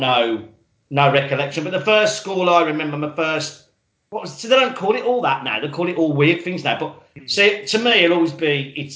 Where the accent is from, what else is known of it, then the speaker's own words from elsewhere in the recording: Birmingham, West Midlands, United Kingdom; I'm born in Birmingham.